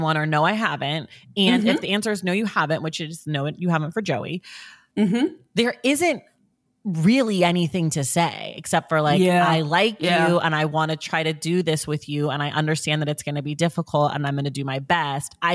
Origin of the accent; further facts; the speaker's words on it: the Bay Area, California, United States; I'm from the Bay Area.